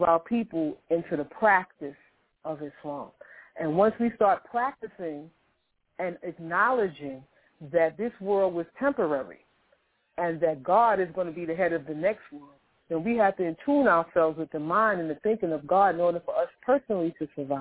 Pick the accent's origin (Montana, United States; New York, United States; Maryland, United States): New York, United States; New York City; I was born in Harlem Hospital in New York City. I grew up in public housing. I grew up in Queensbridge.